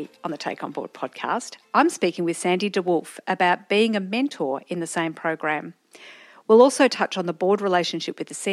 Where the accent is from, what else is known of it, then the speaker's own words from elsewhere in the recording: Diamond Creek, Victoria, Australia; I grew up in Diamond Creek, which is where Sutherland Homes were.